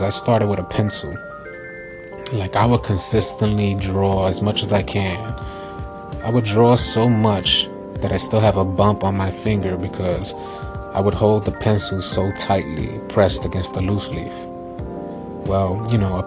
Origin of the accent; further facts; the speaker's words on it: New York City, New York, United States; I'm an 80s baby born and raised in the Lower East Side of New York City